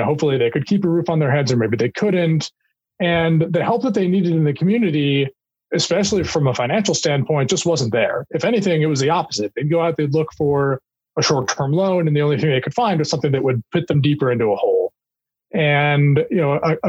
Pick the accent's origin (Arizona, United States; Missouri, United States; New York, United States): Missouri, United States; Kansas City; I'm from the home of the reigning Super Bowl champions and soon to be repeat Super Bowl champion Kansas City Chiefs